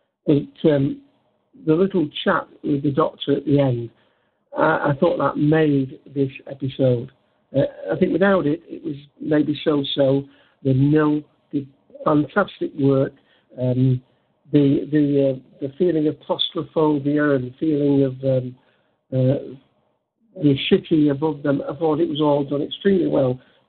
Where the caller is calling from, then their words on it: Manchester, North West England, United Kingdom; Manchester, England.